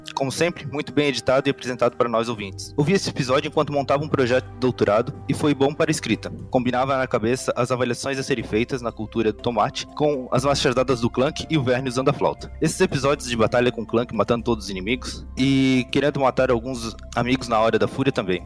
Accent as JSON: {"language": "Portuguese", "town": "Ilhota", "region": "Santa Catarina", "country": "Brazil", "said": "eu sou Santa Catarina, Ilhota. Ilhota. É ali perto de Blumenau lá"}